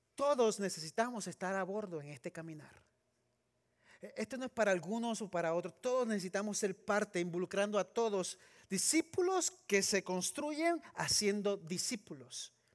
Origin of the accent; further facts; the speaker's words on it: Puerto Rico; moved away as an adult; also born or lived in Trujillo Alto, Puerto Rico / California; now in Texas, United States; Yo crecí en Puerto Rico